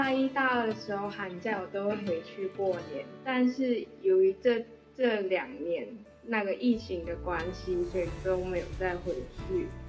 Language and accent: Chinese; Malaysia; moved away as an adult; now in Taiwan; 是从中国那边移居到马来半岛的，所以我们是华人。所以，但是我们又在马来西亚长大，所以我们就是马来西亚华人。